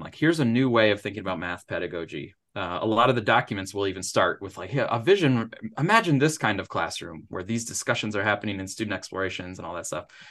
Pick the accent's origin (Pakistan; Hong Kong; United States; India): United States; Upper Peninsula of Michigan; moved away as an adult; now in Missouri, United States; I grew up in the Upper Peninsula of Michigan